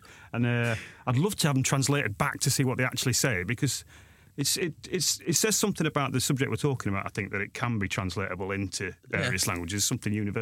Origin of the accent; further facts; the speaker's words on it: Sheffield, Yorkshire and the Humber, United Kingdom; I'm from Sheffield. So I'm from Yorkshire